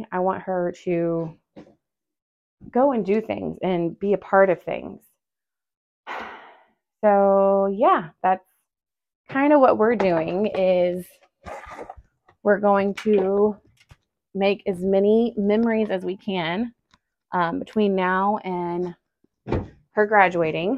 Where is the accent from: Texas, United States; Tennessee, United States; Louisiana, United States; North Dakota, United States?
Texas, United States; Forney; I grew up in Forney